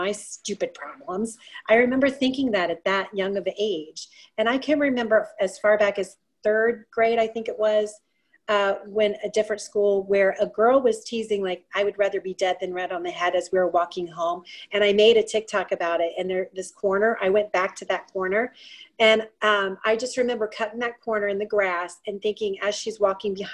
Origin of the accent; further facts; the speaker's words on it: Ohio, United States; moved away as an adult; also born or lived in Florida / Colorado; I grew up in Ohio. And then after I grew up in Ohio, I moved to Florida for a little bit. And then I spent the last 3 decades in Colorado. And now I'm back in Ohio.